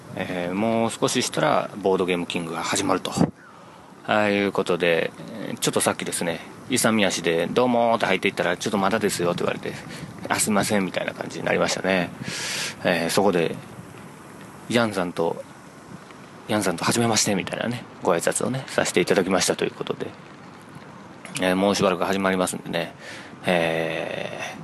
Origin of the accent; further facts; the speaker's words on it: Kansai, Japan; 大阪、地元でね、 大阪地元じゃないけども、ね、地元関西で